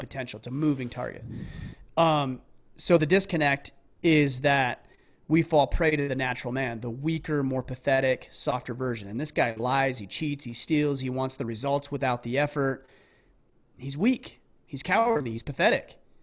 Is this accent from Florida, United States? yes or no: no; southern Utah, United States; I grew up in a small southern Utah town.